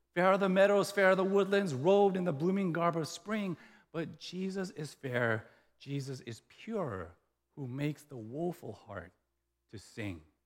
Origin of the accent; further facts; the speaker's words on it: the South, Louisiana, United States; moved away; we grew up in the South, and in the South, when I was in elementary school